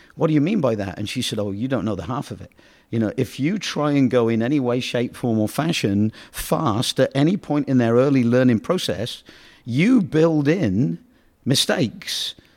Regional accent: United Kingdom; now in United States; I'm from Britain

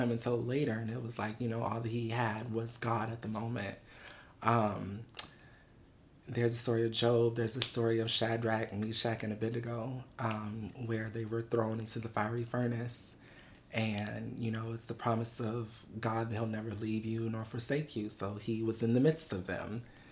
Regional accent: Buffalo, New York, United States; also born or lived in Los Angeles; now in New York City, United States; So I'm originally from Buffalo.

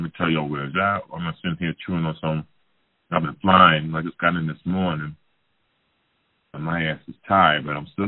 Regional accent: Jersey City, New Jersey, United States; also born or lived in Compton, California; my hometown, Jersey City, New Jersey

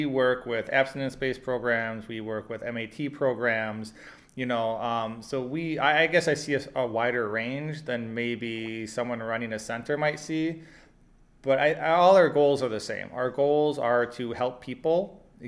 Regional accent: Oshkosh, Wisconsin, United States; moved away; I'm actually from Wisconsin originally as well. So I'm from Oshkosh.

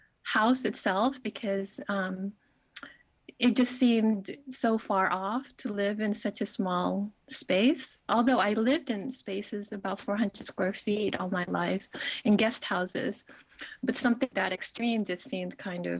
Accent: Philippines; moved away; growing up in the Philippines, where I'm from a family who had really not much resources at all

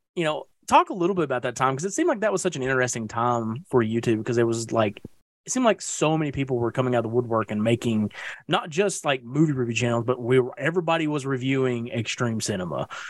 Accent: East Tennessee, United States; I am a man from East Tennessee

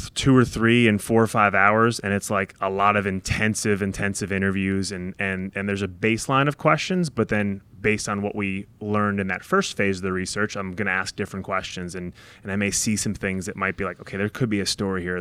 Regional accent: New York, United States; also born or lived in Ohio / Dallas; now in Indianapolis, United States; I grew up in New York, just outside the city

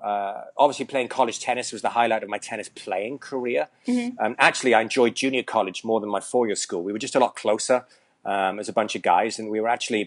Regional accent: Llantwit Major, Wales, United Kingdom; moved away as an adult; also born or lived in Hilton Head Island, South Carolina / Hong Kong / Vietnam; now in United States; I'm originally from Wales, from a huge town called Llantwit Major. I'm actually just kidding there. It's got a population of about 7,000. So I grew up in Wales

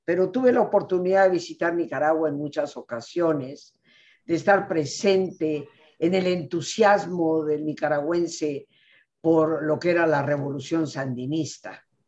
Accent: Mexico; mi país, México

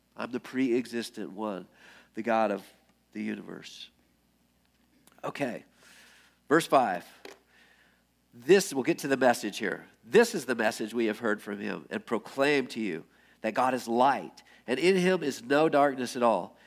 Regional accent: United States; I grew up in America

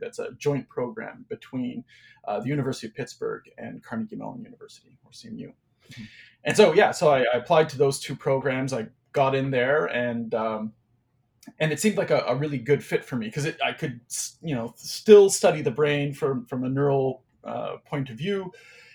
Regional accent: Cornwall, Ontario, Canada; also born or lived in Saskatchewan / Toronto; I grew up in a small city called Cornwall, Ontario. I was born in Saskatchewan, actually, in the prairies provinces of Canada. But I mostly grew up in Cornwall.

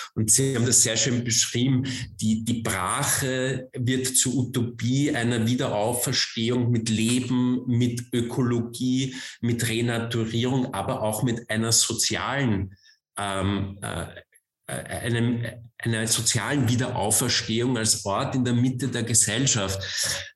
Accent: Vienna, Austria; moved away; also born or lived in Germany; Ich komme aus Wien, ich bin gebürtiger Wiener.

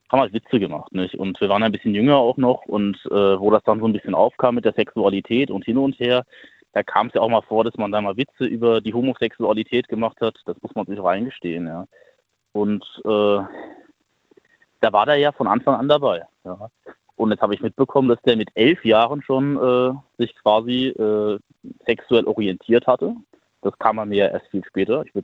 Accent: Hesse, Germany; ja, ich komme hier aus der Nähe von Bad Homburg. Das ist im Taunus.

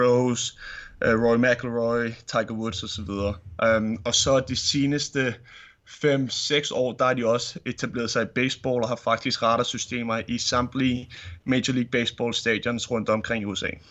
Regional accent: Vedbæk, Capital Region of Denmark, Denmark; det ligger i Vedbæk, uh, så det er lige, hvor jeg er vokset op uh, som lille, som lille knæk

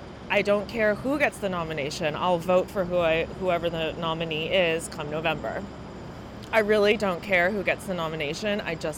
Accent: New York, United States; As a New Yorker

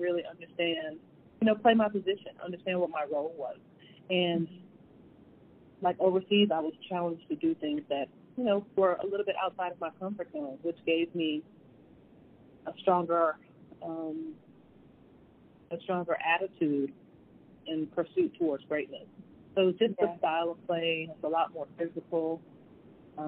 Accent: New York City, New York, United States; when I was born in the Bronx, my mother, my daycare, my first caregivers were Puerto Rican, and they spoke Spanish

